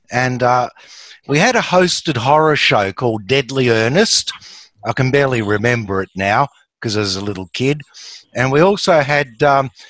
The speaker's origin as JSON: {"language": "English", "town": "Melbourne", "region": "Victoria", "country": "Australia", "said": "I'm from Melbourne, Australia"}